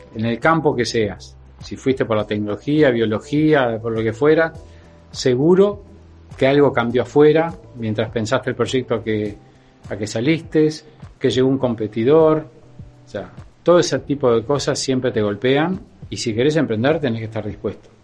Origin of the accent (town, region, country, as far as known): Uruguay